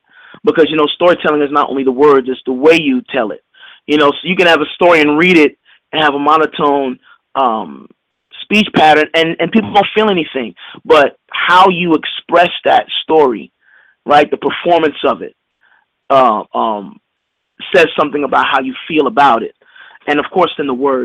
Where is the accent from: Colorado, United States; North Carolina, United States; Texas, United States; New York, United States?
New York, United States; I'm from New York